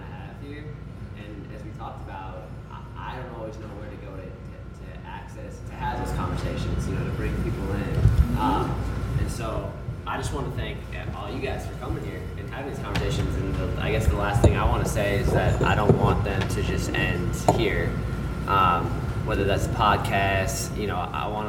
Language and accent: English; Ann Arbor, Michigan, United States; moved away as an adult; now in Detroit, United States; I grew up in Ann Arbor